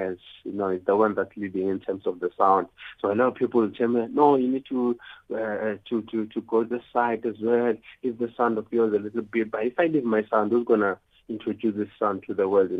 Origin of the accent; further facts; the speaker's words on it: Soweto, Gauteng, South Africa; I come from Soweto